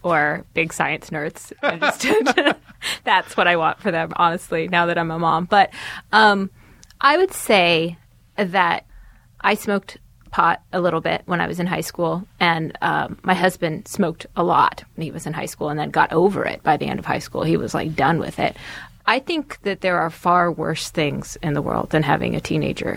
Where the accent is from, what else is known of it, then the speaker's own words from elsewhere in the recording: California, United States; I grew up in California